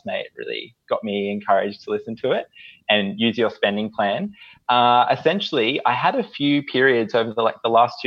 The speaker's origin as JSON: {"language": "English", "region": "Northern New South Wales", "country": "Australia", "tie": "born or raised there", "moved": "as an adult", "lives_now": "Brisbane, Australia", "said": "I grew up in Northern New South Wales and then moved up here for uni"}